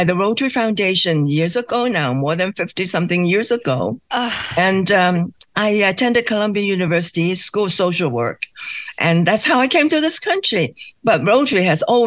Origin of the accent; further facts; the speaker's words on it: Hong Kong; now in United States; Originally, my hometown is Hong Kong